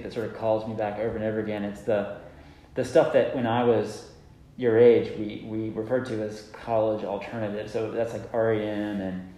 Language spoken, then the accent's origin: English; Georgia, United States; I grew up in Georgia